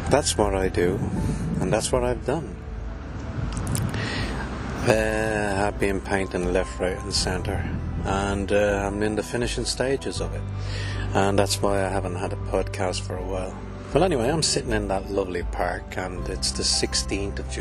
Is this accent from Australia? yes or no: no; Ireland; I'm from Ireland